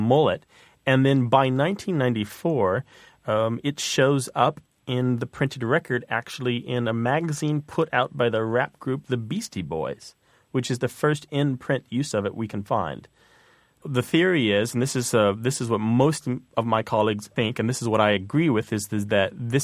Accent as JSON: {"language": "English", "region": "Missouri", "country": "United States", "tie": "born or raised there", "said": "When I was growing up in Missouri"}